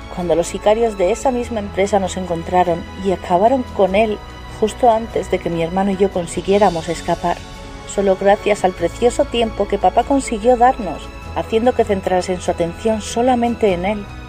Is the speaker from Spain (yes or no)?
yes; Spain; de España